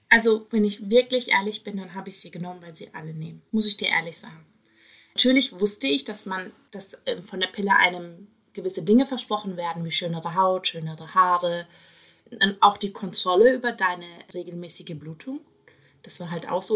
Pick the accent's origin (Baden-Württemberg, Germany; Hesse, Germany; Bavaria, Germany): Baden-Württemberg, Germany; Karlsruhe; now in Berlin, Germany; ursprünglich komme ich aus Karlsruhe